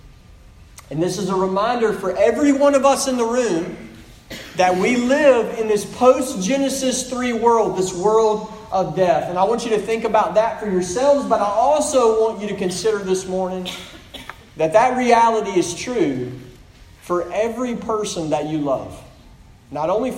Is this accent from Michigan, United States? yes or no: no; Pearl, Mississippi, United States; I'm from Pearl, Mississippi